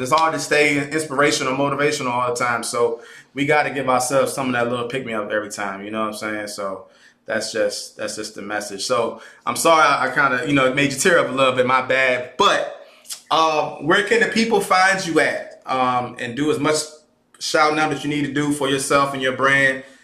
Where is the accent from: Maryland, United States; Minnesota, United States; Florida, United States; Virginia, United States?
Virginia, United States; Caroline County; I'm from Caroline County. I'm from the Caroline County, on to be exact. I don't claim Fredericksburg